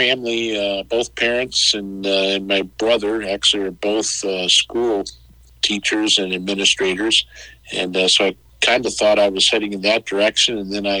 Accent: Belleville, Illinois, United States; also born or lived in Lebanon, Illinois / Carbondale, Illinois; So I grew up in Belleville, the northern part of Southern Illinois, if you will, I guess. Grew up there

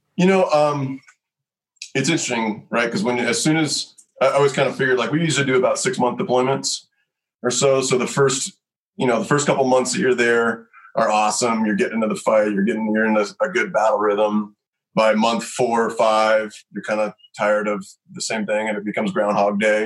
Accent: Lexington, Kentucky, United States; moved away as an adult; also born or lived in Nashville, Tennessee / Colorado; I was born in Nashville and I grew up on a little horse farm in Lexington, Kentucky

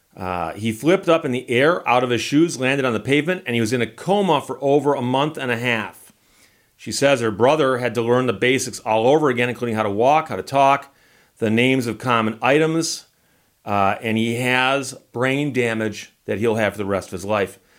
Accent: Detroit, Michigan, United States; I'm from Detroit

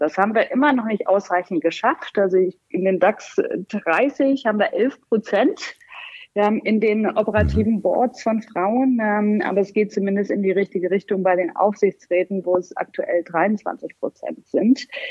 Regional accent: Heilbad Heiligenstadt, Thuringia, Germany; moved away as an adult; also born or lived in Göttingen / Los Angeles; now in Rhein-Main area, Germany; ich komme aus dem geografischen Mittelpunkt Deutschlands. Laut Geografischem Institut der Universität Köln ist das eine wunderbare kleine Stadt, Heilbad heiligenstadt in Thüringen

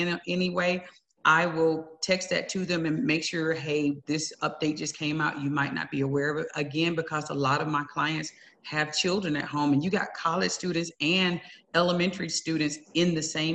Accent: Southwest Georgia, United States; now in El Paso, United States; I'm from Southwest Georgia, and you hug strangers, family members, everybody gets a hug

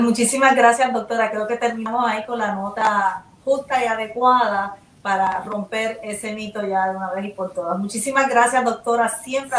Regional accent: Puerto Rico

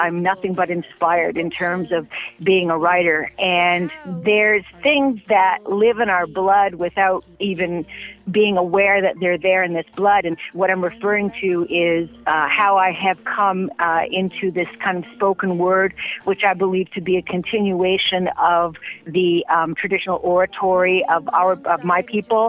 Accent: Six Nations, Ontario, Canada; moved away; I'm Mohawk Tuscarora from the Big Six, the Six Nay

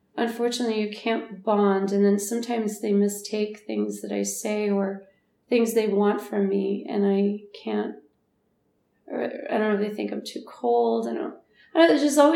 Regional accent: United States; as an American

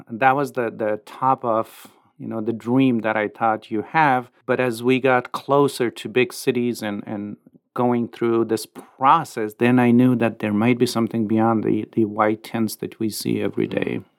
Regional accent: Afghanistan; now in Lincoln, United States; Our whole life we spent in Afghanistan

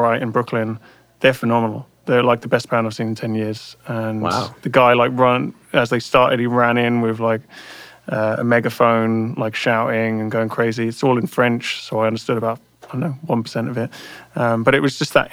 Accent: London, United Kingdom; moved away as an adult; now in United States; growing up around London

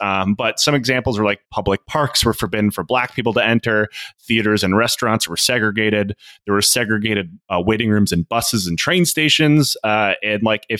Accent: Detroit, Michigan, United States; I'm originally from Detroit

